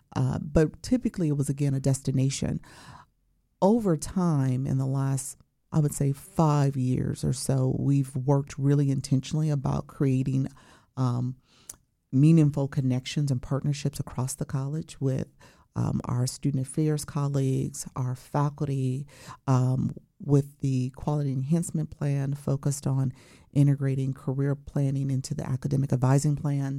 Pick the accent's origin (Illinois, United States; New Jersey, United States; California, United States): Illinois, United States; Chicago; also born or lived in Champaign-Urbana, Illinois; I'm originally from Chicago, Illinois, okay. and went to Morgan Park High School